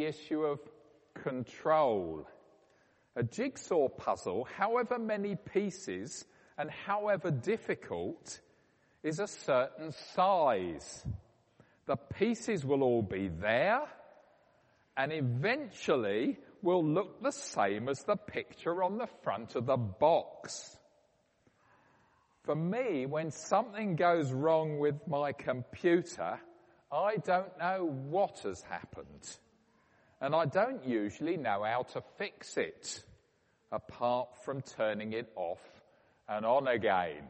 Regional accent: Woking, South East England, United Kingdom; my hometown of Woking

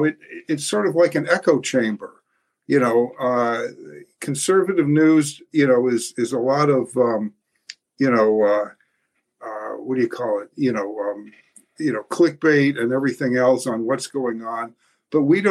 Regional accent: Newton, Massachusetts, United States; I started a parents group in my hometown of Newton, Massachusetts

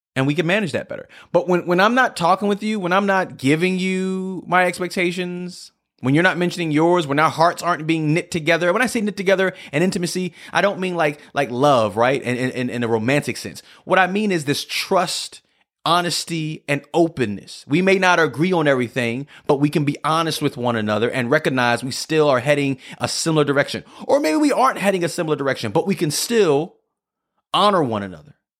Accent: New York City, New York, United States; moved away as an adult; also born or lived in Scranton, Pennsylvania; I'm from New York City

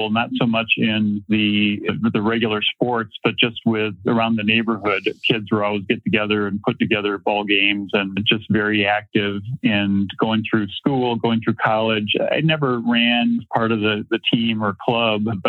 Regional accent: Minnesota, United States; moved away; I grew up in Minnesota

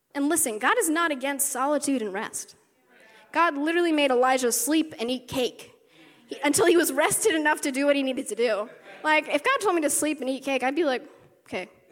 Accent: West Virginia, United States; moved away; I grew up in the South, grew up in West Virginia for like 10 years.

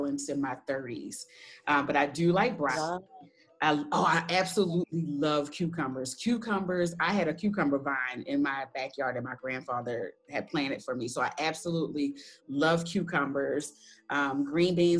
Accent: Baltimore, Maryland, United States; I'm originally from Baltimore

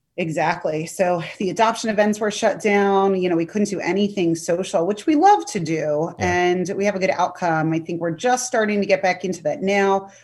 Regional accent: Sterling, Virginia, United States; also born or lived in Pennsylvania / Alexandria, Virginia; I'm a local to Northern Virginia. I grew up in Sterling, and now I'm in Alexandria

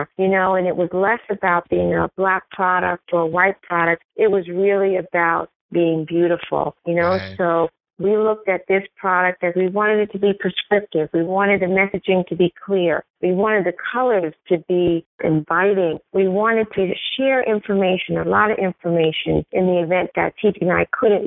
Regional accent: New York City, New York, United States; also born or lived in Brooklyn; as two girls growing up in New York City, we grew up in Queens. We eventually moved to Brooklyn

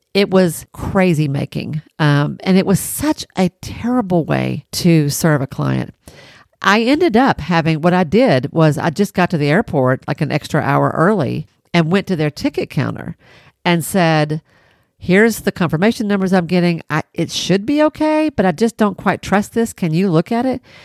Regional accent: Tennessee, United States; I'm from Tennessee

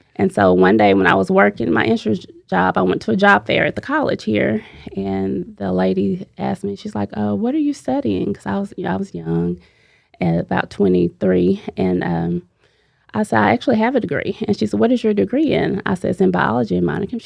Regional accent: Mount Pleasant, Texas, United States; I'm from Mount Pleasant, Texas. I attend a high school at Rivercrest, uh, but I've always lived here, born here, raised here

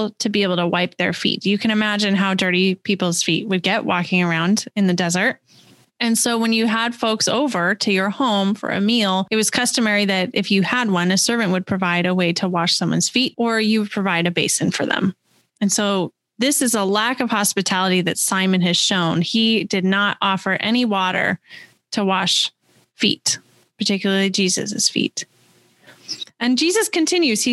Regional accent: West Coast, United States; moved away as an adult; also born or lived in California / Washington / Missouri; now in Wisconsin, United States; I grew up on the West Coast and in a fairly progressive area.

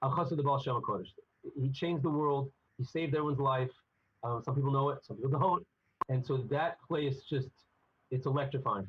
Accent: United States; I'm definitely an American boy

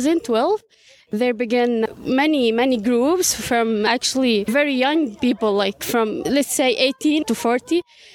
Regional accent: Bethlehem, West Bank, Palestine; English is a second language; From Bethlehem.

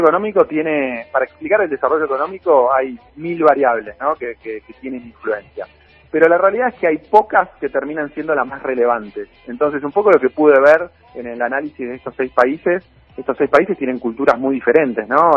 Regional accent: Argentina

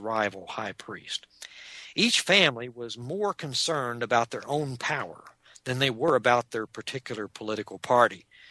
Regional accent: Texas, United States; accent: Texas accent; also born or lived in Long Island, New York

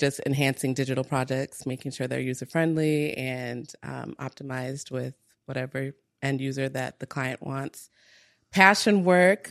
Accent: Minnesota, United States; moved away as an adult; also born or lived in Togo / Nigeria; grew up in Minnesota

